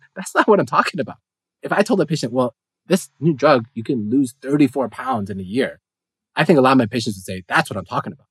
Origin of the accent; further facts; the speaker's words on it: United States; as an American